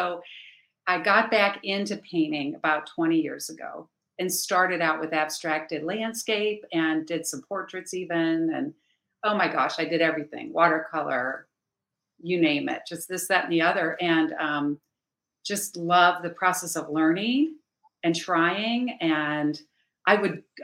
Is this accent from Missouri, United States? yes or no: no; Cincinnati, Ohio, United States; I'm from Cincinnati, Ohio